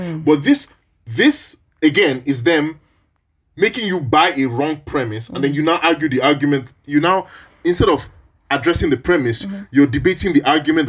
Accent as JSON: {"language": "English", "region": "Niger Delta", "country": "Nigeria", "said": "I'm from the Niger Delta. I'm from a part of the country where we have suffered massacres from government, like routinely my whole life and before I was born."}